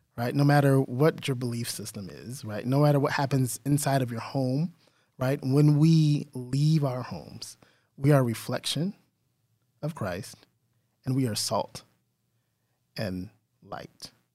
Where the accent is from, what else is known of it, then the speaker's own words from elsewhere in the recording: San Antonio, Texas, United States; that's my hometown